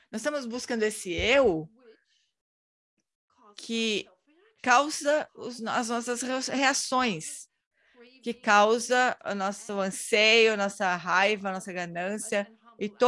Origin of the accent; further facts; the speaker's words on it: Brazil; Eu encontrei você três anos atrás em, em Dharamsala sou do Brasil.